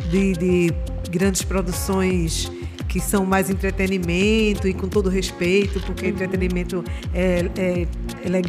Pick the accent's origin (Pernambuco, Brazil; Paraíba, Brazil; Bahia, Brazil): Pernambuco, Brazil; Recife; E hoje falar que eu sou de Jardim São Paulo traz muita Nossa. força para um bairro que agora está tentando voltar